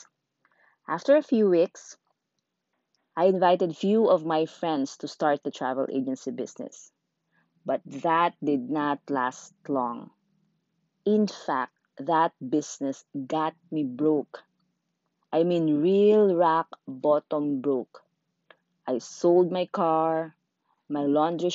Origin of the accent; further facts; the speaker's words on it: Zamboanga City, Zamboanga Peninsula, Philippines; English is a second language; moved away as an adult; also born or lived in Sulu; now in Manila, Philippines; I was born in a low-income class family from Sulu, but I grew up in Zamboanga City. I came to Manila after college